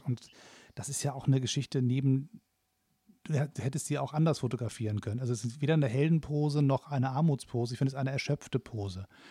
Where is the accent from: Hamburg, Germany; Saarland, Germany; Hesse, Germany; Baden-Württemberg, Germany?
Hamburg, Germany; als Hamburger